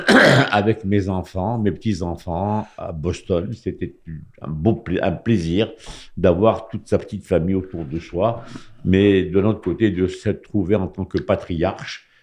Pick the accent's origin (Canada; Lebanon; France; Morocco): Morocco; moved away; Quand j'étais jeune au Maroc